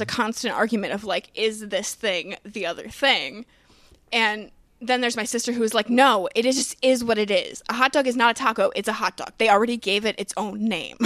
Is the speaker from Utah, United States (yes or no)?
no; Chicago, Illinois, United States; I'm from Chicago